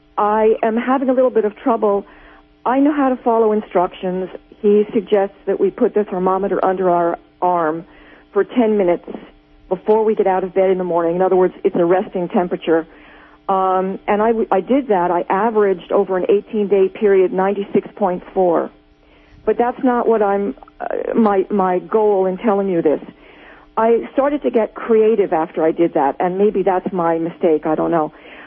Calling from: New Jersey, United States; I'm calling from New Jersey.

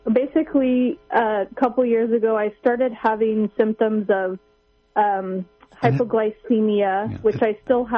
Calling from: Santa Barbara, California, United States; I'm calling from Santa Barbara, California.

